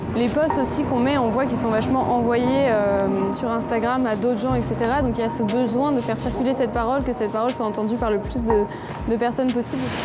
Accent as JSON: {"language": "French", "town": "Lausanne", "region": "Vaud", "country": "Switzerland", "also_born_or_lived": "Rome", "moved": "as an adult", "lives_now": "Geneva, Switzerland", "said": "Je viens de Lausanne. Je vis à Genève en ce moment."}